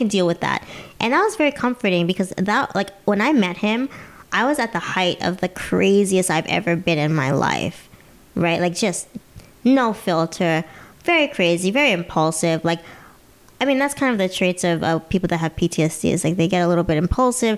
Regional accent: United States; I'm an American

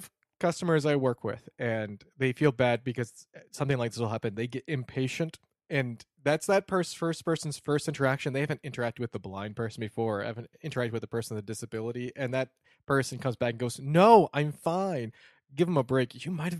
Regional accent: Detroit, Michigan, United States; And after a couple times, you're like, "Yeah, I'm from Detroit," or whatever.

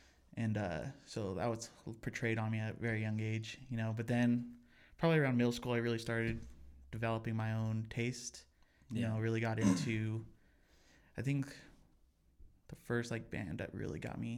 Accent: Pueblo, Colorado, United States; now in Denver, United States; I was born and raised in Pueblo, Colorado. Moved up to Denver after I graduated high school to go to college.

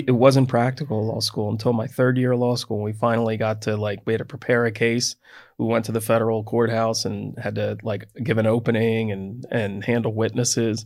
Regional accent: United States; I'm from Delaware County

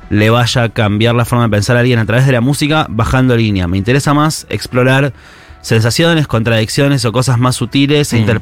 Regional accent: Chascomús, Buenos Aires Province, Argentina; yo crecí en Chascomús

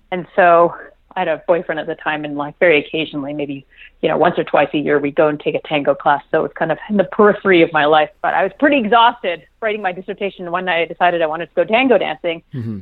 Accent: Montreal, Quebec, Canada; at the time, I lived in Montreal. That's my my hometown

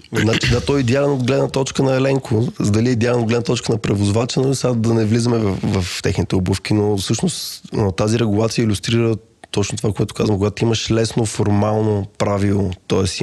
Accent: Bulgaria; сме българи

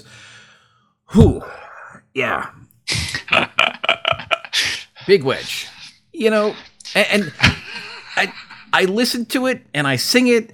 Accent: United States; as an American

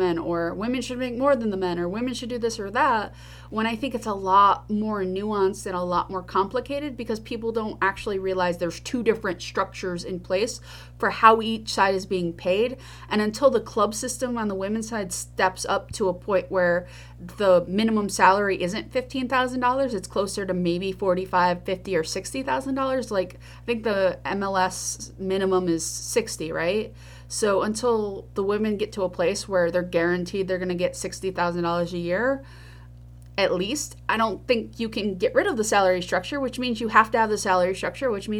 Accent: New York, United States; I am a New Yorker.

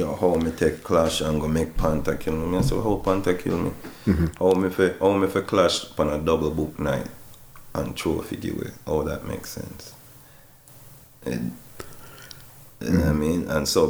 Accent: Jamaica; we're the only song when I come from Jamaica, … on the flyers.

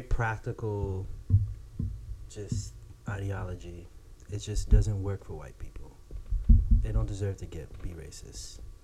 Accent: Florida, United States; I'm from Florida

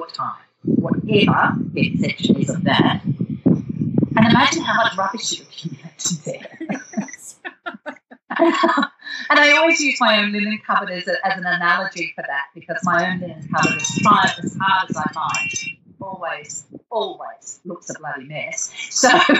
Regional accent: Darwin, Northern Territory, Australia; moved away; also born or lived in Europe / Perth; We had very little entertainment when I was growing up in Darwin

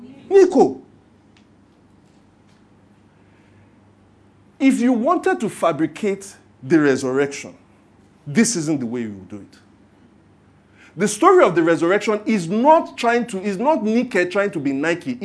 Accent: Lagos, Nigeria; growing up in Lagos

